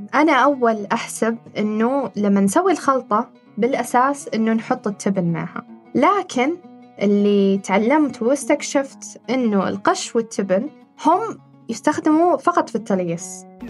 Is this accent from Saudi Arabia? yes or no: yes; Saudi Arabia; عندنا في المملكة العربية السعودية